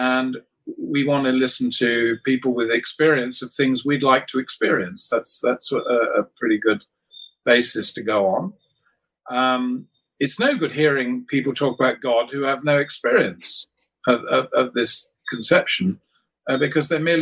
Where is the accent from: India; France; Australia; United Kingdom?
United Kingdom; growing up in Britain